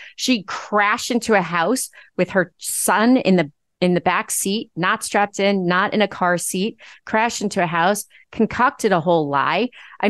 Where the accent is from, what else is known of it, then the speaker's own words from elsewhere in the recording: Nassau County, Long Island, New York, United States; I grew up in Nassau County. I started my political career in Nassau County.